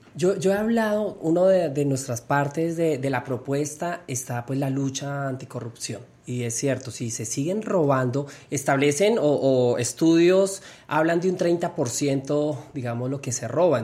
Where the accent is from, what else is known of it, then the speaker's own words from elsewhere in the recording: Bogotá, Colombia; Siempre soy, soy bogotana, he vivido acá y laboralmente he estado siempre acá